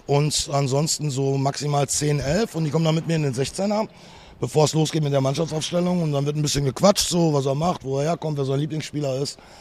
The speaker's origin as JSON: {"language": "German", "area": "Ruhr area", "region": "North Rhine-Westphalia", "country": "Germany", "said": "hier bei uns im Ruhrpott, da schlägt das Herz des Fußballs"}